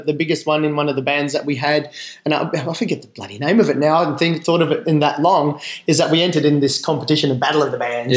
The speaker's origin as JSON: {"language": "English", "country": "Australia", "tie": "born or raised there", "also_born_or_lived": "Philippines", "said": "I, grew up in mining towns here. So, okay. we migrated to Australia in 1982"}